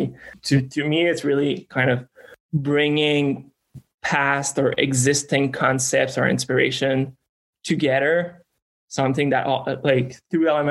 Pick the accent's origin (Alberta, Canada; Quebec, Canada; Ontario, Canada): Quebec, Canada; moved away as an adult; also born or lived in China; I'm from Quebec, Canada. That's where I grew up until more or less university.